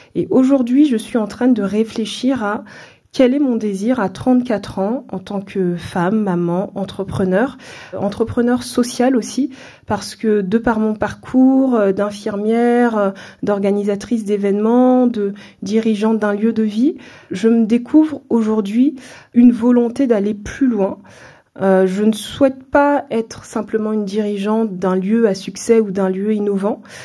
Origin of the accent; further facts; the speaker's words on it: France; also born or lived in Central African Republic; Je suis originaire de la Centrafrique, mais euh, je suis née en France. Mes parents sont venus dans les années 80 travailler en France et je suis née dans ce contexte à l'âge de 2 ans, on est retourné en Centrafrique.